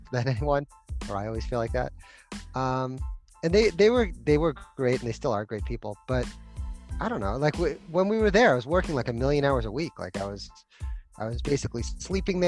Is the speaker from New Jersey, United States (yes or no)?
no; Boston, Massachusetts, United States; moved away as an adult; now in Santa Barbara, United States; I grew up in Boston, in Massachusetts